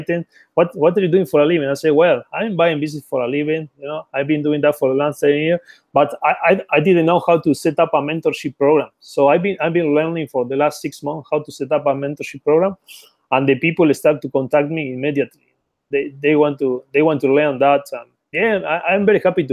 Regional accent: Patagonia, Argentina; moved away as an adult; also born or lived in Buenos Aires, Argentina; now in London, United Kingdom; originally I was born in Patagonia, Argentina, and then I moved to the capital, which is Buenos Aires.

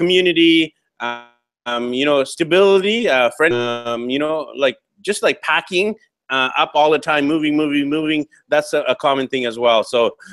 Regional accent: Vancouver, British Columbia, Canada; back in my hometown of Vancouver, BC, Canada

